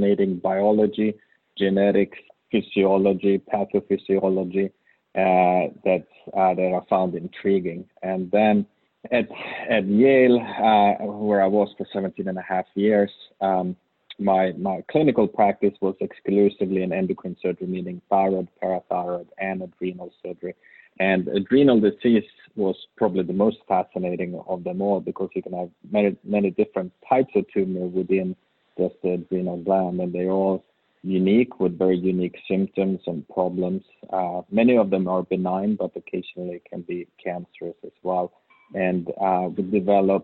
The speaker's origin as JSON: {"language": "English", "country": "Sweden", "also_born_or_lived": "Uppsala, Sweden / New Haven, United States", "second_language": "English", "moved": "as an adult", "lives_now": "Tampa, United States", "said": "as you may hear from my accent, I'm really from Sweden"}